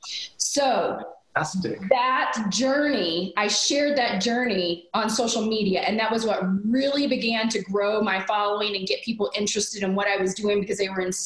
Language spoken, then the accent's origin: English; small town in Alabama, United States; I was raised in the South, a very traditional way